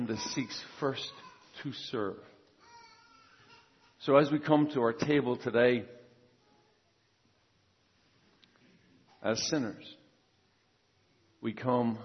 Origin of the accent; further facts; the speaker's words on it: Ireland; now in San Jose, United States; I'm from Ireland originally, but I'm from San Jose.